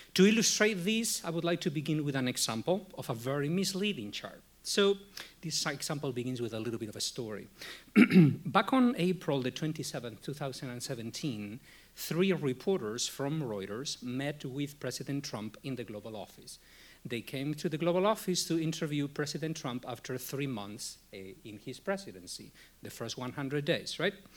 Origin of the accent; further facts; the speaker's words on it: Spain; now in United States; I was born in Spain